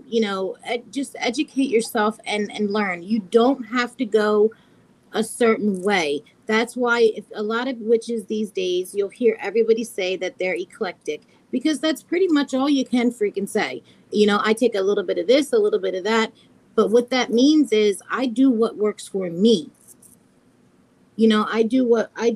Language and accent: English; United States; I'm American